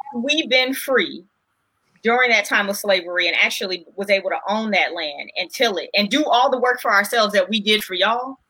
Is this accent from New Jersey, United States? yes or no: no; Los Angeles, California, United States; growing up in South Central